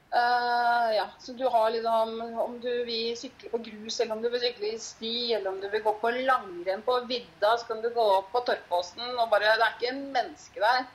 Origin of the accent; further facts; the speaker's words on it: Horten, Vestfold, Norway; moved away as an adult; also born or lived in Gol, Hallingdal; now in Hallingdal, Norway; Jeg kommer jo fra Horten i mm. Vestfold